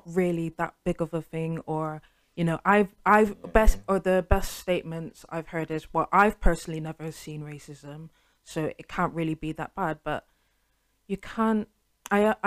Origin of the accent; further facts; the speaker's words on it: United Kingdom; I was born here, I've paid my taxes, I've been brought up in the education system, I've been brought up in British culture.